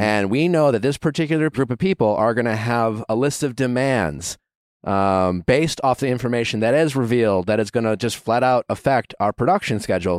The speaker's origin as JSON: {"language": "English", "region": "Midwest", "country": "United States", "said": "I'm from the Midwest"}